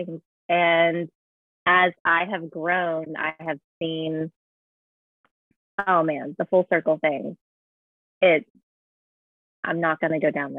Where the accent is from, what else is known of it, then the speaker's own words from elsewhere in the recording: United States; me being an American